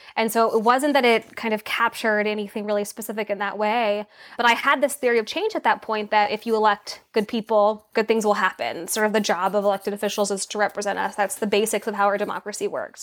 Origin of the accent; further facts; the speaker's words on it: Laguna Beach, California, United States; also born or lived in Los Angeles; I was born in Los Angeles and I grew up in Orange County, California, specifically in Laguna Beach